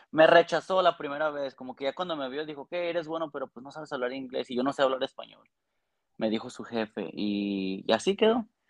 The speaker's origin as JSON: {"language": "Spanish", "region": "Aguascalientes", "country": "Mexico", "moved": "as an adult", "lives_now": "Toronto, Canada", "said": "De Aguascalientes"}